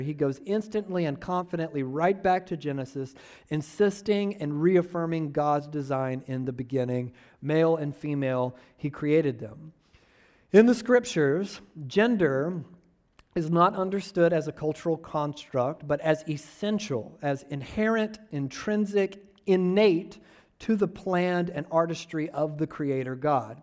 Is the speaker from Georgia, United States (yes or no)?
yes; Georgia, United States; I'm from Georgia